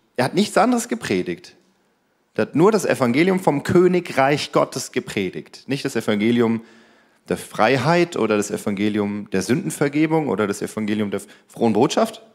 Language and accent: German; Germany; wir Deutschen